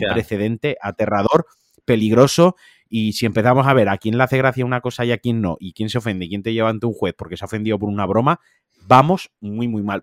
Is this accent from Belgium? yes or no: no; Valencian Community, Spain; como valenciano